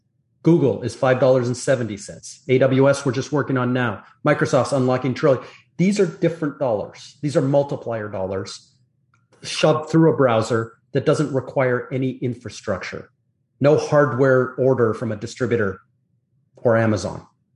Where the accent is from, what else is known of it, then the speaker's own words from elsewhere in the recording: Canada; now in Florida, United States; So I'm Canadian.